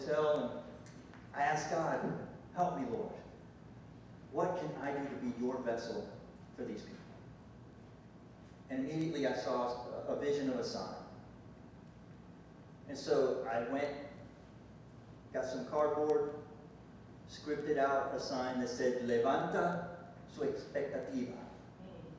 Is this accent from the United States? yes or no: yes; United States; I'm from the States